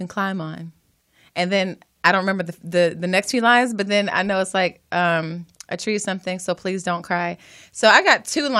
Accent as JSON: {"language": "English", "town": "Atlanta", "region": "Georgia", "country": "United States", "tie": "born or raised there", "also_born_or_lived": "Jackson, Mississippi", "said": "I'm from Jackson, Mississippi, y'all. And I was raised in Atlanta, Georgia, so I'm Southern all the way."}